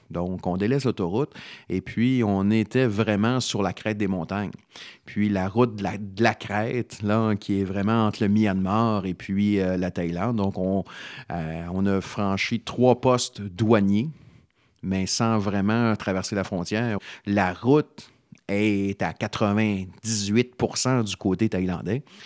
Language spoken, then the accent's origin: French; Canada; En tant que Canadien